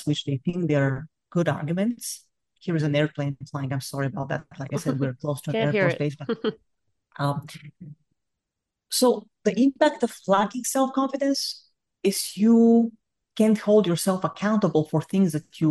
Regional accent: Bulgaria; accent: Bulgarian; English is a second language; moved away as an adult; I am Bulgarian, you can hear from my accent, I can't get rid of it to save my life

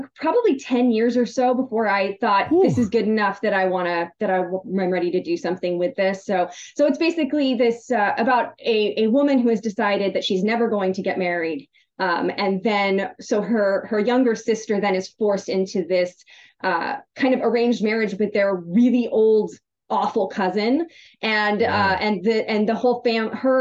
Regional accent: United States; I'm American

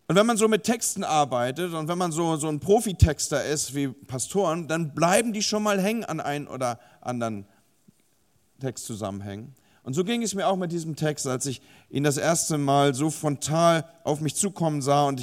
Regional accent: Hamburg, Germany; now in Bremen, Germany; ich selber wohne zwar in Bremen, beziehungsweise lebe in Bremen und arbeite in Bremen, aber ich komme ursprünglich aus Hamburg

